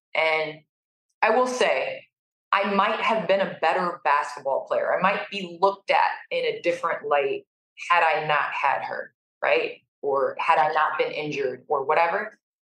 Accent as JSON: {"language": "English", "town": "Naperville", "region": "Illinois", "country": "United States", "tie": "born or raised there", "said": "we moved to Naperville, Illinois when I was three."}